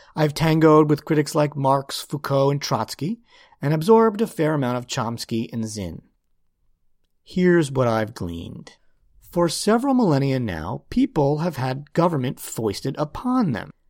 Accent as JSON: {"language": "English", "country": "United States", "said": "as an American citizen"}